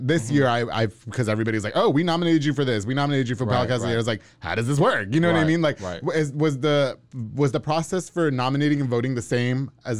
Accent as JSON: {"language": "English", "region": "New York", "country": "United States", "moved": "yes", "lives_now": "Waco, United States", "said": "I'm from New York."}